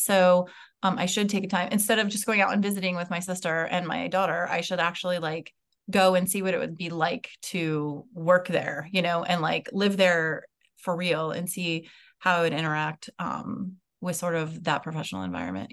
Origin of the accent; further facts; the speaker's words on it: West Coast, United States; moved away; also born or lived in Maryland; I grew up on the West Coast